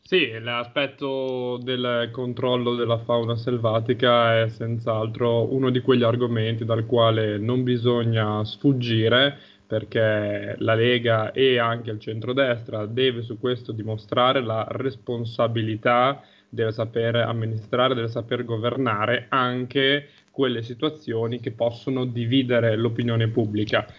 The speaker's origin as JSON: {"language": "Italian", "town": "Guiglia", "region": "Emilia-Romagna", "country": "Italy"}